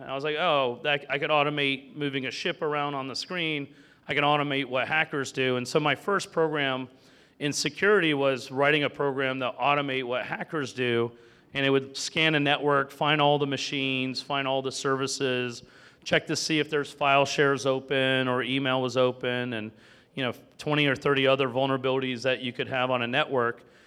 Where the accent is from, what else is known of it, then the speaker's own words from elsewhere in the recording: Sarasota, Florida, United States; now in Georgia, United States; I grew up in Florida